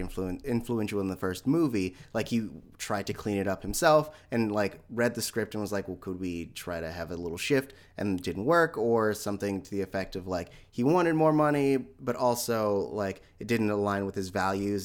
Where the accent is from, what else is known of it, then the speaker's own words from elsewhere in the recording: San Francisco Bay Area, California, United States; also born or lived in Hayward / East Menlo Park; I grew up in Hayward and, and San Francisco, but, like, the, the, up until nineteen ninety-six, I was living in East Menlo Park